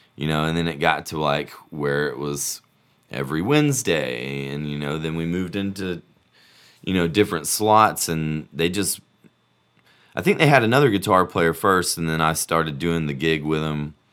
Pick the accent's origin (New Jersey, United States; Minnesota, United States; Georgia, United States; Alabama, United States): Alabama, United States; Birmingham; also born or lived in Auburn; I'm, I'm from Birmingham, born and raised